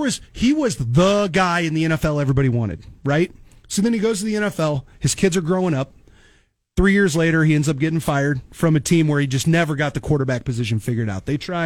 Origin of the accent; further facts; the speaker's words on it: Papillion, Nebraska, United States; also born or lived in Kansas City; now in Lincoln, United States; I grew up in Papillion. I was born in Kansas City, moved up in third grade, went to Papillion, grew up